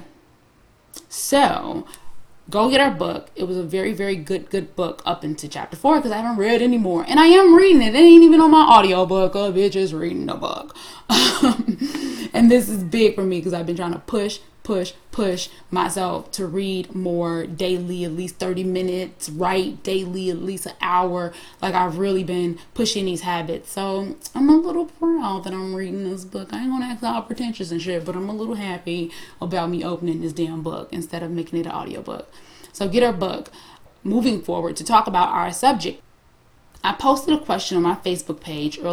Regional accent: Harvey, Illinois, United States; I'm from the hood. I'm from Harvey, Illinois

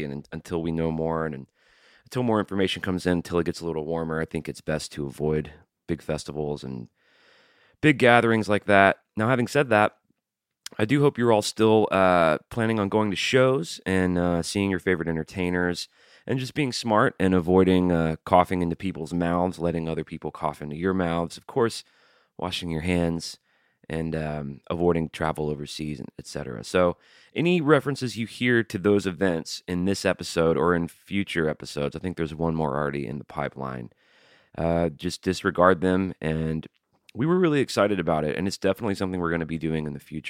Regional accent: San Diego, California, United States; I'm from San Diego.

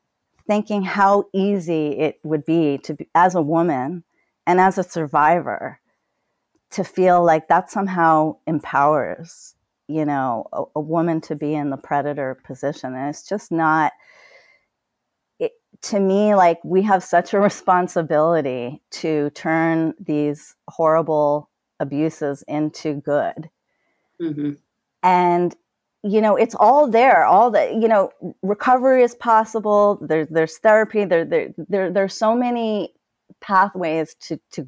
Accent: New York City, New York, United States; I grew up poor in Brooklyn

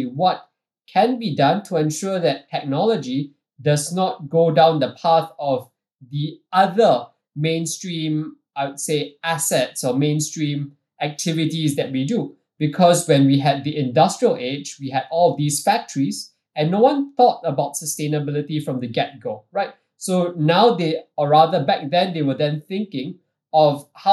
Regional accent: Singapore; even though I'm Singaporean and what we do predominantly is based out of Singapore

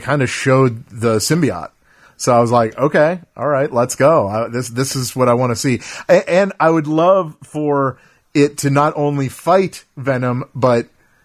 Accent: Cleveland, Ohio, United States; we're from Cleveland

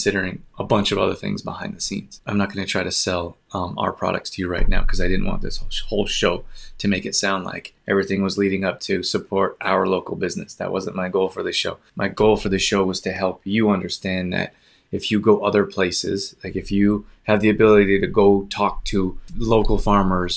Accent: Calgary, Alberta, Canada; moved away; also born or lived in Los Angeles; I grew up in Calgary and spent half the year in Los Angeles.

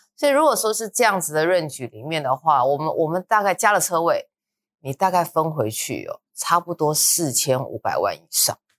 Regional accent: Luzhou, New Taipei, Taiwan; 我以前我老家在泸州那边

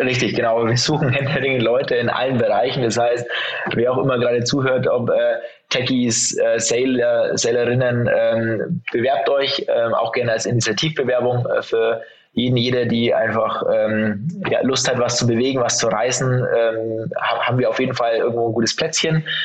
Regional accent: Franconia, Bavaria, Germany; now in Munich, Germany; ich sitze in München, bin äh, geborener Bayer, ähm, zwar aus Franken

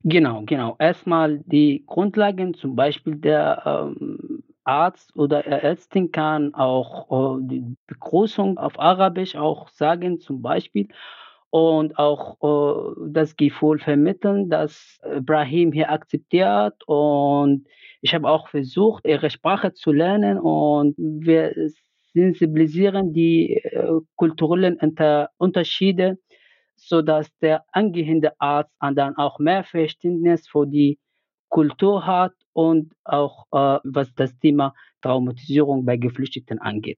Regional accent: Yemen; moved away as an adult; now in Germany; aus dem Jemen. Ich kam mhm. hier vor sieben Jahren als Student nach Deutschland.

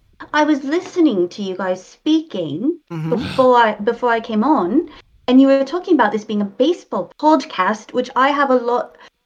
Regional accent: New England, United States; The good thing is I'm from New England, so I won't even be reading the tabloids over there.

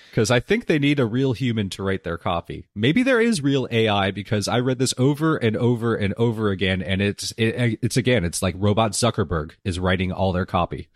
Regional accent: Southern California, United States; I, I grew up here in Southern California

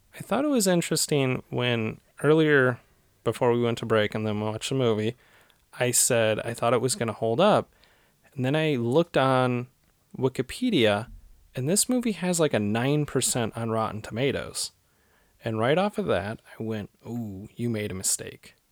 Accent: Cleveland, Ohio, United States; moved away; where I grew up in Cleveland

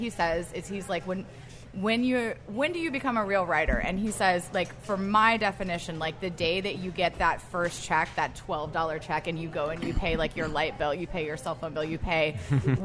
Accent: Atlanta, Georgia, United States; I'm from Atlanta

